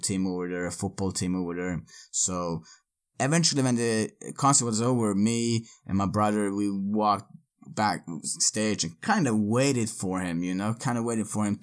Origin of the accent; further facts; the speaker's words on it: Örebro, Örebro County, Sweden; moved away; Örebro, my hometown